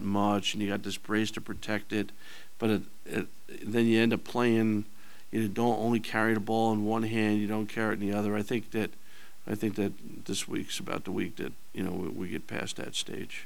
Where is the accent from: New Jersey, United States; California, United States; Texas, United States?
New Jersey, United States; moved away as an adult; now in Lawrence, United States; I grew up in New Jersey